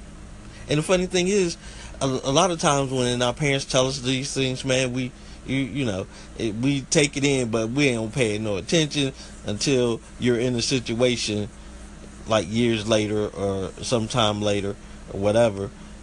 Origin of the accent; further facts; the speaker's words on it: Southeast, United States; accent: country; I'm country. Live down here in the Southeast United States, and I'm country. Sometimes my country accent comes out, sometimes it don't.